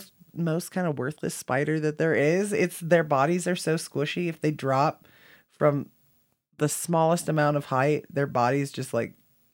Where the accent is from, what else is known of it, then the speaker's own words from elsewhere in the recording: Kansas, United States; I'm from Kansas. I'm from the other side. Literally, Oklahoma is sandwiched in between Texas